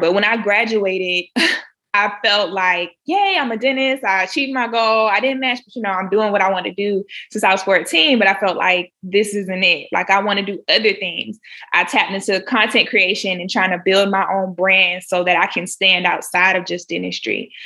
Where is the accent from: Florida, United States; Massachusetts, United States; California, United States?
Florida, United States; Jacksonville; moved away as an adult; also born or lived in Orlando, Florida; now in South Carolina, United States; I'm originally from Jacksonville, Florida